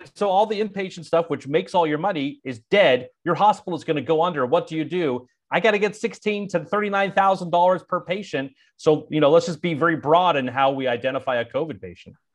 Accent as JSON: {"language": "English", "area": "Bay Area", "region": "California", "country": "United States", "tie": "born or raised there", "also_born_or_lived": "Provo, Utah / Washington, D.C.", "moved": "as an adult", "said": "my hometown of, of the Bay Area"}